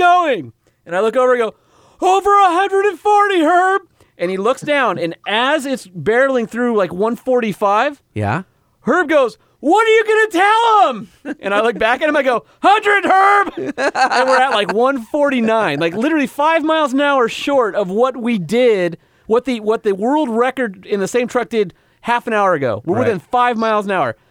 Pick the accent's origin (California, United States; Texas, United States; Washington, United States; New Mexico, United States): California, United States; Southern; I'm from Southern California